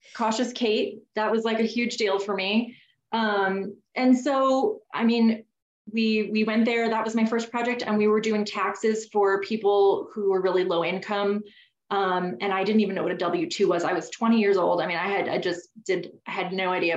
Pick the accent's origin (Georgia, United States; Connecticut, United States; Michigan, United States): Connecticut, United States; I grew up in Connecticut. That's where I'm from.